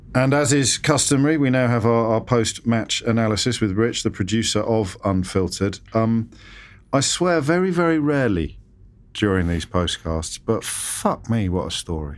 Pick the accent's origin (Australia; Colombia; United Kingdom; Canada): United Kingdom; England; I, I'm English. I'm British.